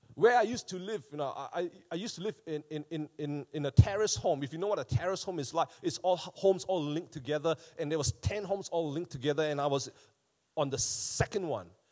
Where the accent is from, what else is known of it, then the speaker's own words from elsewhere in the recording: Malaysia; now in Wellington, New Zealand; back home when I was growing up in Malaysia